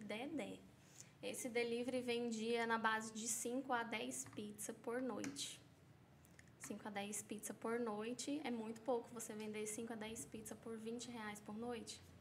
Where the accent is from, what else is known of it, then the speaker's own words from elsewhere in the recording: São Paulo, Brazil; moved away as an adult; now in Caldas Novas, Brazil; sou paulista